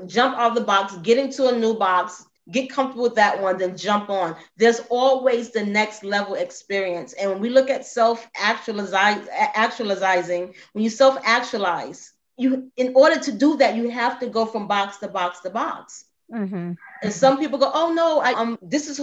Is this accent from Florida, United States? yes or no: no; New York City, New York, United States; I am in New York City. Now, I grew up in the Bronx